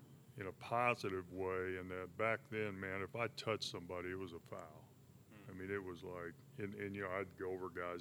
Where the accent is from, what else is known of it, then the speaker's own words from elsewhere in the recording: Sedalia, Missouri, United States; go play at my home school, my home state